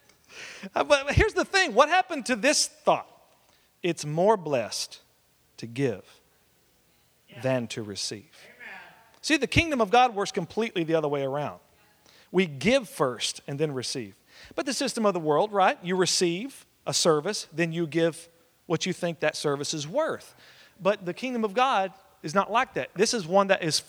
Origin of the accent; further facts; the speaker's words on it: Oklahoma, United States; moved away; also born or lived in West Texas; I'm from Oklahoma originally